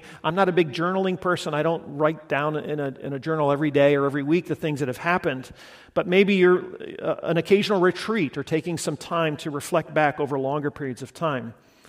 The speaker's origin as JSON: {"language": "English", "country": "Guatemala", "tie": "born or raised there", "said": "I grew up in Guatemala, and it's just profoundly formative in my life and my imagination, lots of things."}